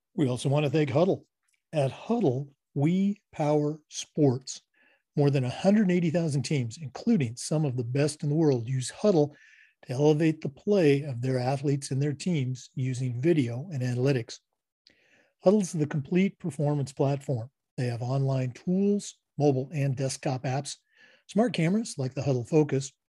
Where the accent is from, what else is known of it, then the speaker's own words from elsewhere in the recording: Oregon, United States; I'm from Oregon